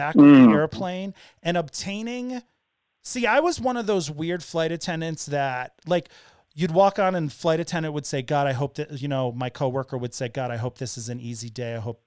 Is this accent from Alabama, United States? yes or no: no; Hartford, Connecticut, United States; also born or lived in Florida / Bay Area, California; now in Denver, United States; I was born in St. Francis Hospital in Hartford, Connecticut at like 11 in the morning on November 10th, 48 years ago